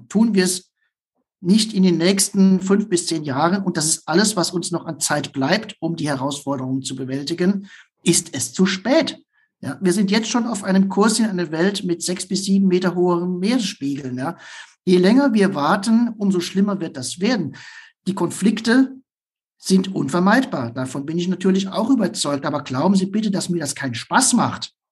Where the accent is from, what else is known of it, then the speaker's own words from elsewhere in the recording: Nuremberg, Bavaria, Germany; würde ich mich als Nürnberger freuen, wenn der Club etwas besser dastehen würde als die Grünen Fürther